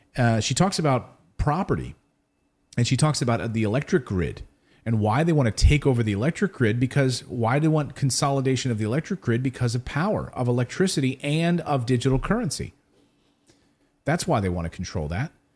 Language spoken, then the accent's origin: English; United States; I am American